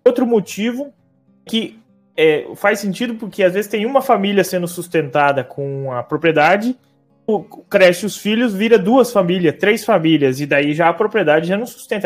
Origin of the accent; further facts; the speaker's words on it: Palotina, Paraná, Brazil; eu sou de Palotina, no oeste do Paraná, também sou neto de produtor rural, que com o tempo, quando eu era criança ainda morei no sítio